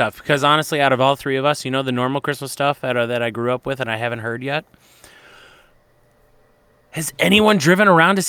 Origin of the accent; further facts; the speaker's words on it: Michigan, United States; moved away as an adult; also born or lived in Las Vegas, Nevada; now in Utah, United States; Growing up in Michigan